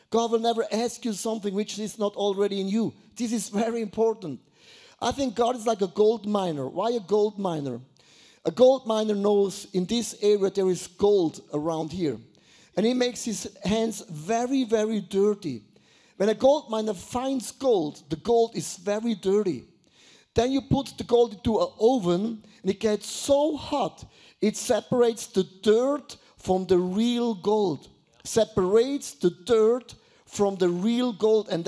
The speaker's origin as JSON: {"language": "English", "town": "Buchs", "country": "Switzerland", "tie": "born or raised there", "said": "I was, I was brought up in Buchs. Have you ever heard about Buchs? No, Buchs. It's not a sickness, it's a small village."}